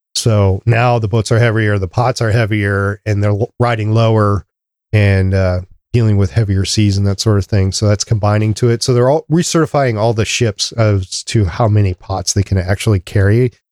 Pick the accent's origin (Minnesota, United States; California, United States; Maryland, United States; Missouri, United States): Minnesota, United States; we're from Minnesota